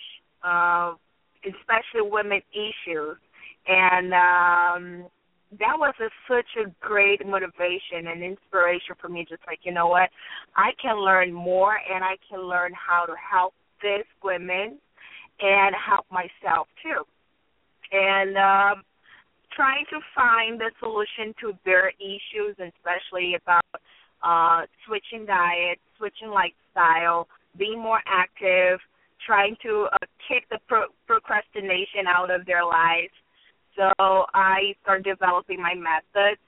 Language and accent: English; Brazil; moved away as an adult; I am from Brazil